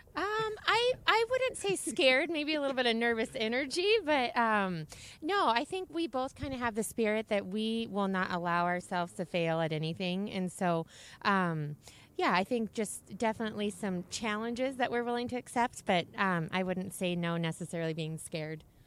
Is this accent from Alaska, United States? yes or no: yes; Alaska, United States; now in Phoenix, United States; I'm born and raised in Alaska